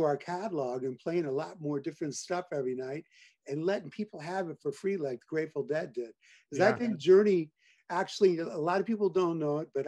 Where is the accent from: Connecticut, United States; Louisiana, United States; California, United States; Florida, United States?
California, United States; Hollister; also born or lived in Oklahoma / New Jersey; I had a huge Italian family down there. And so I grew up down there